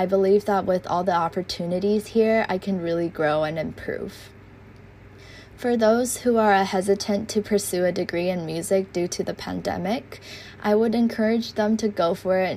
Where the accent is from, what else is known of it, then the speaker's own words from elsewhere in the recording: Taiwan; I am a freshman from Taiwan